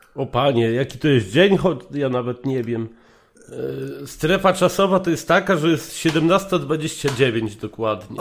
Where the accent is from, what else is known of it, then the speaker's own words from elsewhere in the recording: Legnica, Lower Silesian Voivodeship, Poland; now in Germany; Jestem z Legnicy